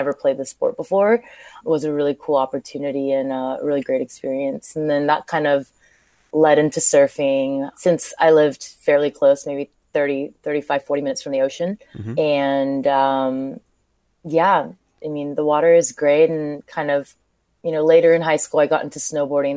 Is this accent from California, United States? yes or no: yes; California, United States; also born or lived in Seoul, South Korea; I grew up in California